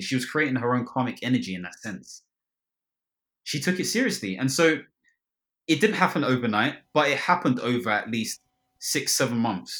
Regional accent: Ghana; I'm Ghanaian

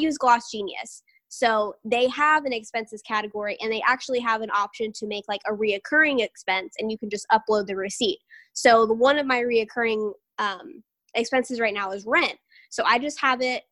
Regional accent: Tampa, Florida, United States; I'm from Tampa, but I have, you know, deep Southern roots

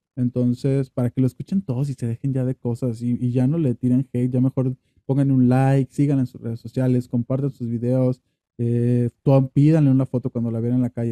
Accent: Dimas, Sinaloa, Mexico; now in Guadalajara, Mexico; yo también nací en un pueblo, ¿no? Es un pueblo que ni, van a conocer, se llama Dimas en Sinaloa

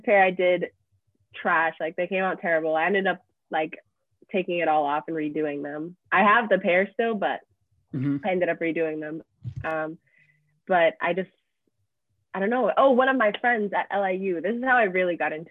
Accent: Lowell, Massachusetts, United States; moved away as an adult; also born or lived in Billerica, Massachusetts; now in New York City, United States; I grew up in Lowell. I moved there when I was in middle school

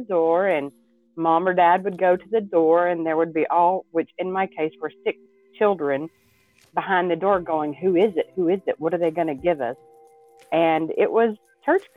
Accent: East Texas, United States; I grew up in East Texas, and a very small town.

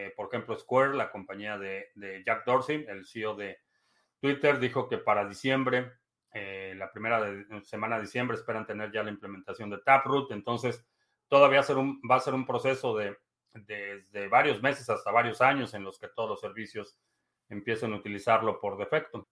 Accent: Peru; En mi país, Perú

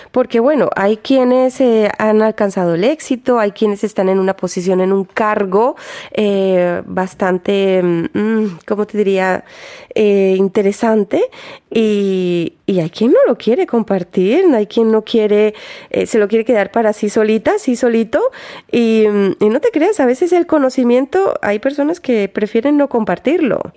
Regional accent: Spain; Sí, sí, sí, soy española.

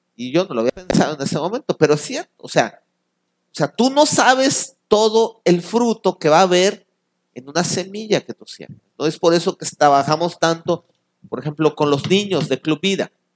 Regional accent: Mexico

